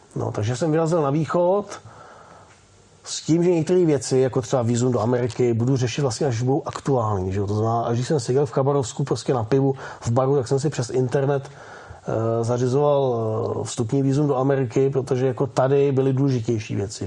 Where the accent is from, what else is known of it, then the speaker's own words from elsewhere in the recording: Czechia; also born or lived in Osek; jako Češi nebo Čechoslováci